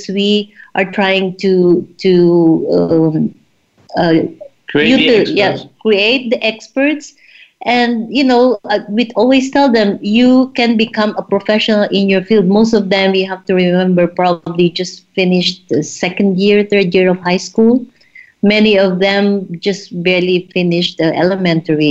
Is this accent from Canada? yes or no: no; Philippines; also born or lived in South America / Germany; now in Zanzibar, Tanzania; I come from the Philippines, and I lived in South America, and then in Germany.